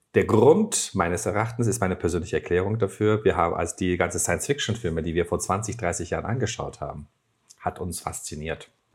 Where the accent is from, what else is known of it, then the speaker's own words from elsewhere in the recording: Turkey; German is a second language; moved away as an adult; now in Germany; Bei uns in der Türkei